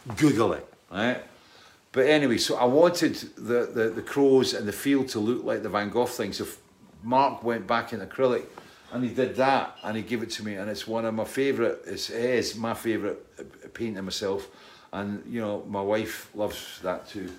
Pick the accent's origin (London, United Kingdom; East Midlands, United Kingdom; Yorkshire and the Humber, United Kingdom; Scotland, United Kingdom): Scotland, United Kingdom; I'm Scottish